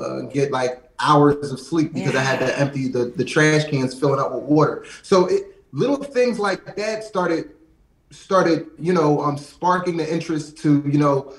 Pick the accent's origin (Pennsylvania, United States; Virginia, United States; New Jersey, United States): Pennsylvania, United States; Lansdowne; I actually grew up in a small suburb, like right outside of West Philly, in Lansdowne